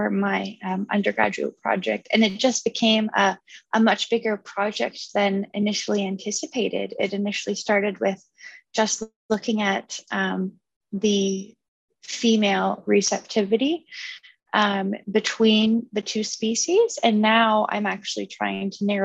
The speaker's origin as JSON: {"language": "English", "town": "Kingston", "region": "Ontario", "country": "Canada", "moved": "as an adult", "lives_now": "London, Canada", "said": "I'm from Kingston"}